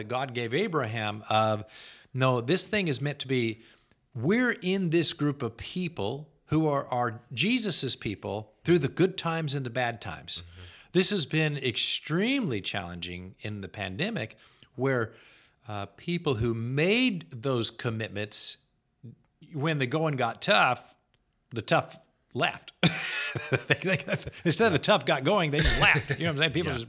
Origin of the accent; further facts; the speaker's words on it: the South, United States; moved away; I am from the South. I've still got relatives in the South.